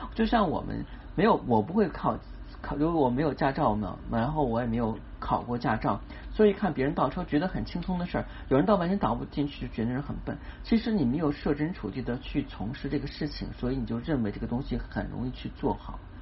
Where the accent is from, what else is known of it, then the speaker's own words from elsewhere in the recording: China; 是我们中国人啊传统的一个节日